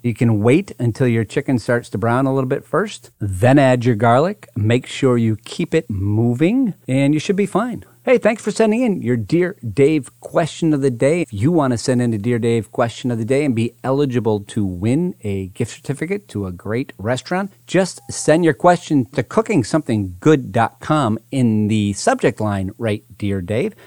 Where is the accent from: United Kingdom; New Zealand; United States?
United States; Hatfield, Massachusetts; moved away; I'm actually back home today and my hometown of Hatfield, Massachusetts, which is considered the asparagus capital of the world